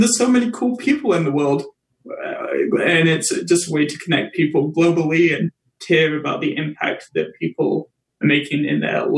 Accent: England, United Kingdom; now in Canada; I'm from England originally, so that's why the Tea with … show is kind of culturally on point. It's kind of lucky because I like tea. I'm from England, so that's the other part of the branding.

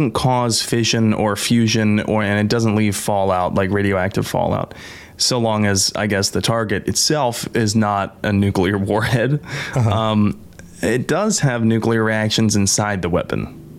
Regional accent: United States; I'm an American

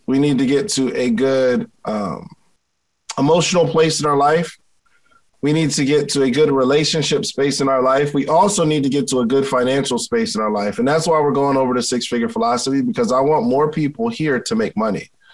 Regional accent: Willingboro, New Jersey, United States; growing up in Willingboro, New Jersey

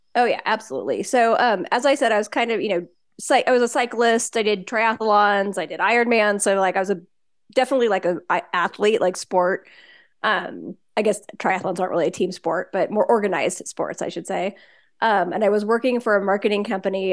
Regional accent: Washington, United States; also born or lived in Southern California; now in Bend, United States; I grew up in the Pacific Northwest in Washington State

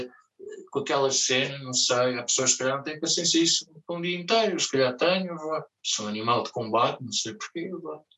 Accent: Lisbon, Portugal; eu sou português, sou de Lisboa

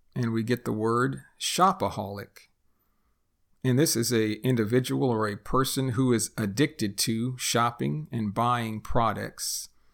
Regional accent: United States; first language English; I am a native English speaker born and raised in the United States

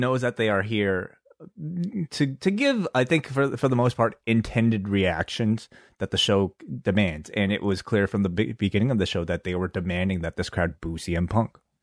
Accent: Canada; we're from Canada.

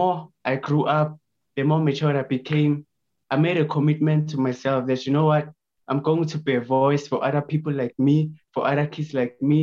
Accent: Lydenburg, Mpumalanga, South Africa; born and raised in Lydenburg, which is in South Africa.

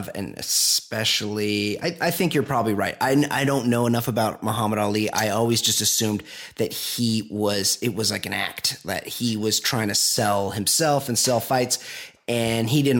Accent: Costa Mesa, California, United States; I'm from Costa Mesa.

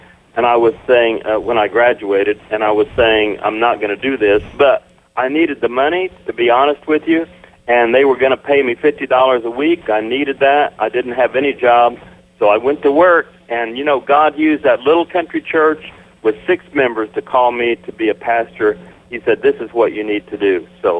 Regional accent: Indiana, United States; And I was in my hometown in Indiana. It was an auto town.

